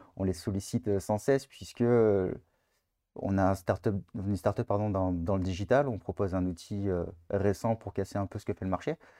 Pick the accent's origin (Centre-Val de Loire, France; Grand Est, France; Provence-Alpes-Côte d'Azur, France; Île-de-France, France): Provence-Alpes-Côte d'Azur, France; Var; on est du Var